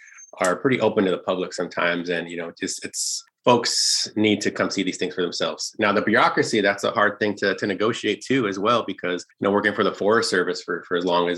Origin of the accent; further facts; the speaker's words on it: United States; with us as Apache people and dead people